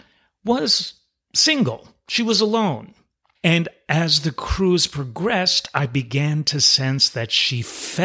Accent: New York City, New York, United States; I'm originally from New York City

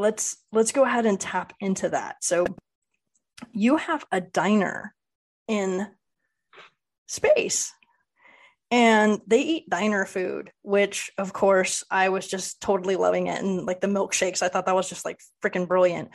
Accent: Southern California, United States; being from Southern California, I grew up on In-N-Out

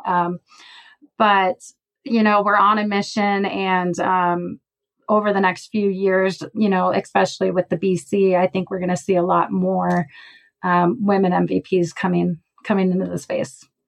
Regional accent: Minnesota, United States; moved away as an adult; now in Colorado, United States; I was born and raised in Minnesota

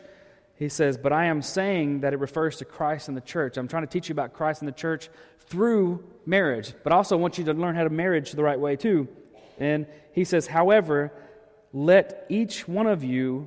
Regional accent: Arkansas, United States; moved away; growing up in Arkansas.

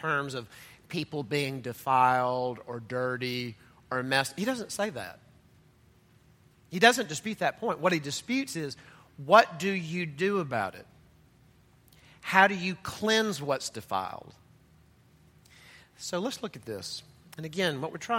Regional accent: Mississippi, United States; I'm from Mississippi

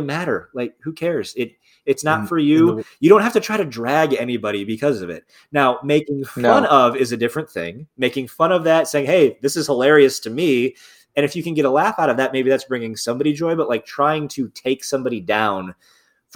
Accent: South Bend, Indiana, United States; I grew up in like Northern Indiana.

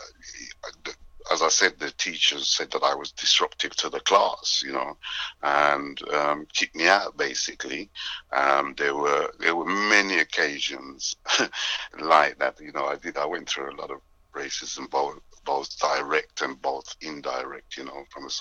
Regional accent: England, United Kingdom; My parents are Jamaican. I was actually born in England

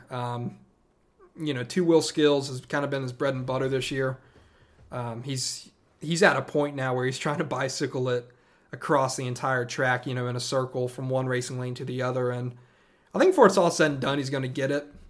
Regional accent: upstate South Carolina, United States; also born or lived in Charlotte, North Carolina / Atlanta area, Georgia; now in Atlanta, United States; I was born in Charlotte, North Carolina. And then as a kid, grew up in upstate South Carolina, and now I live in the Atlanta area

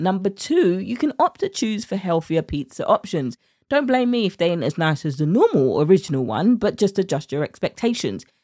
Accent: United Kingdom; accent: British; my British accent

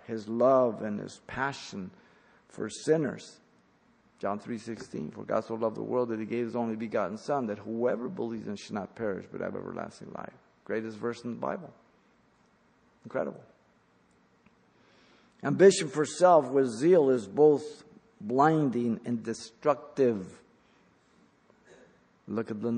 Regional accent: Mexico; now in United States; I was born in Mexico. The reason I'm here is because I don't want to be in Mexico

